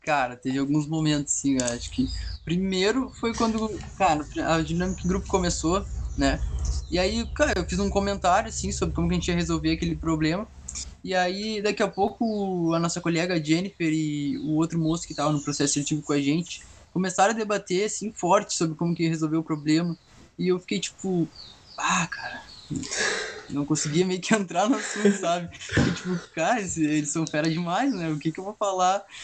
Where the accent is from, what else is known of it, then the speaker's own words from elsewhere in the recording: Pelotas, Rio Grande do Sul, Brazil; Eu sou de Pelotas, eu tenho 19 anos